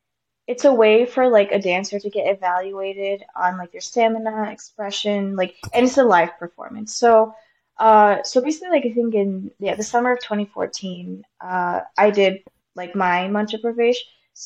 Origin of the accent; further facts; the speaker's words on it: Odisha, India; born there; it comes from my home state where I was born in India, called Odisha. It's an eastern state.